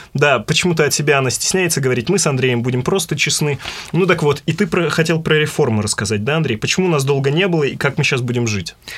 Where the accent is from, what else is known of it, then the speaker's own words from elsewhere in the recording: Perm, Perm Krai, Russia; Как пермяк вам хочу рассказать